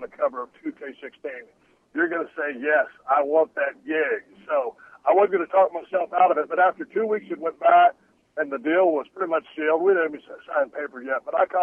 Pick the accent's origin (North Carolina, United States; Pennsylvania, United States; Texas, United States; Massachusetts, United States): Texas, United States; South; I grew up in South Texas, water skiing out there in the Intercoastal Canal in Port O'Connor, Texas.